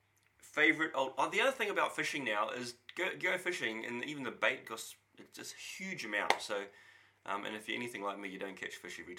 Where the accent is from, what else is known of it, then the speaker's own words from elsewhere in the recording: Auckland, New Zealand; now in Whangarei, New Zealand; Growing up in Auckland and being a kid in the 80s was pretty awesome.